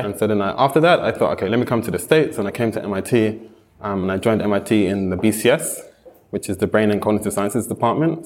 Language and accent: English; London, United Kingdom; moved away; also born or lived in Japan; I'm from London